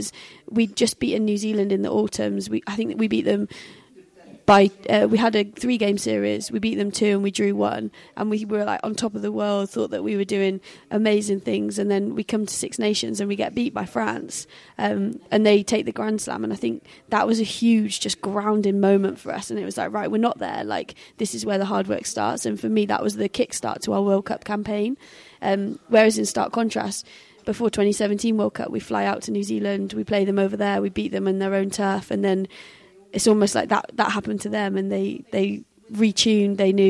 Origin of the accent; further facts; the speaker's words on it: England, United Kingdom; we're typically English